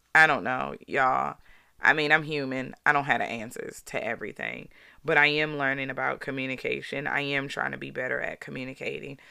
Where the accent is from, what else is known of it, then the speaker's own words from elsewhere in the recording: Baltimore, Maryland, United States; growing up in Baltimore